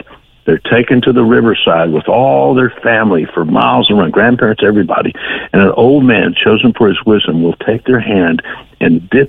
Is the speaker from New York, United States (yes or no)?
no; South Houston, Texas, United States; Houston is an enormous town on the Texas Gulf Coast, but I was raised in South Houston, tiny little town